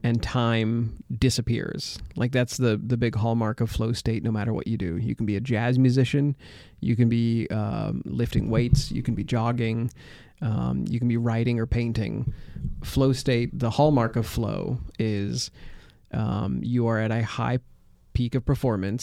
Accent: United States; I'm an American

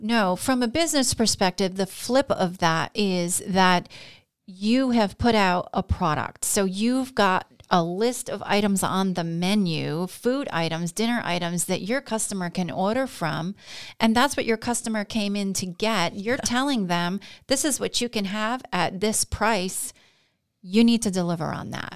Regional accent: Glens Falls, New York, United States; grown up here, I've seen kind of the the ebb and the flow of the Glens Falls region.

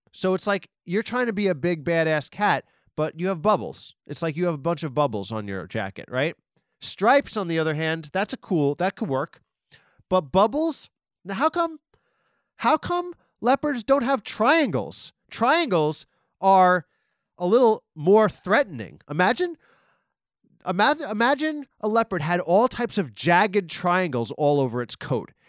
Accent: Nassau County, Long Island, New York, United States; I live in Long Island. I'm from Nassau. I'm from on the border of Nassau and Queens, but my whole life

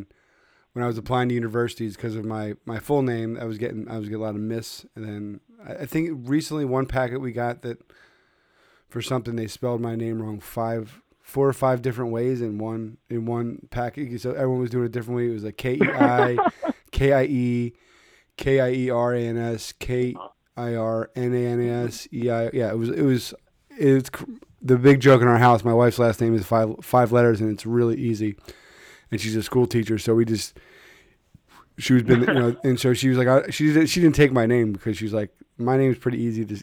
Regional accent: Philadelphia, Pennsylvania, United States; I'm from Philadelphia.

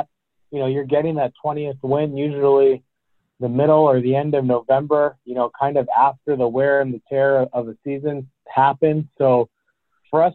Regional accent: Hawaii, United States; moved away; I grew up in Hawaii

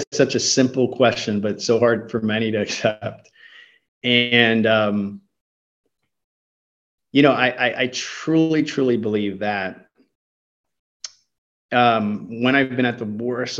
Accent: United States; Even culturally, I grew up here in the States.

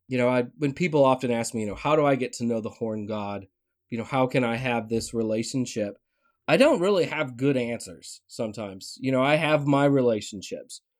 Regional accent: Tennessee, United States; moved away; growing up in Tennessee

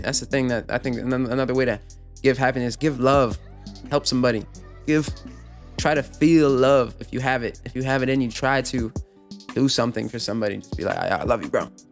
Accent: New York City, New York, United States; I'm from New York City.

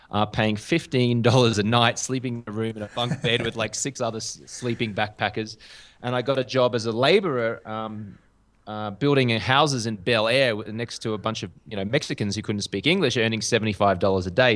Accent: Australia; accent: Australian; moved away as an adult; also born or lived in London; now in Bogota, Colombia; I do have a, uh, an Australian accent. So, uh, I'm from Australia

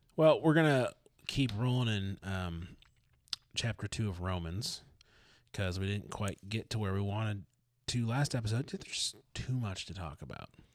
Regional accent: Detroit, Michigan, United States; I'm from Detroit

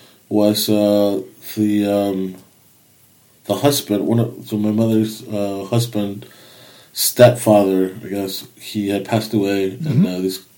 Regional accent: Mexico; I grew up in Mexico

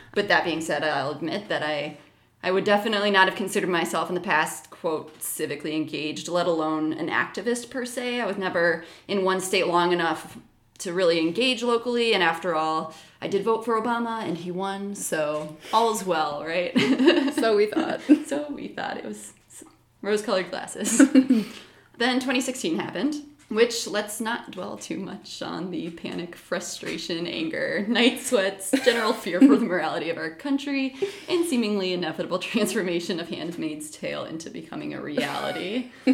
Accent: Michigan, United States; moved away as an adult; also born or lived in New York / Indiana / Chicago / Oklahoma; now in Minneapolis, United States; I was born in New York, spent most of my childhood in Michigan

